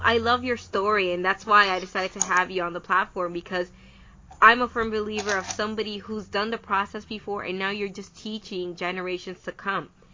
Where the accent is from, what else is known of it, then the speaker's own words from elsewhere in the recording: Dominican Republic; moved away as an adult; now in Canada; I'm from the Dominican Republic too